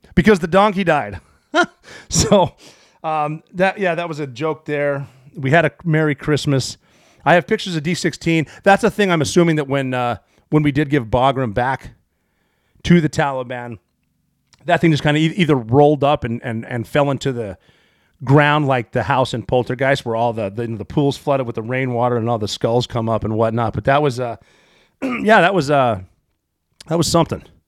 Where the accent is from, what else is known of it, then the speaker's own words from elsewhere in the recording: Montana, United States; moved away; I was from Montana